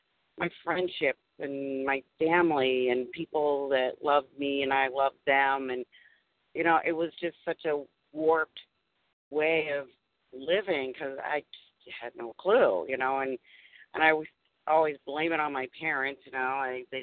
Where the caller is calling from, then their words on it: Massachusetts, United States; I'm calling from Massachusetts.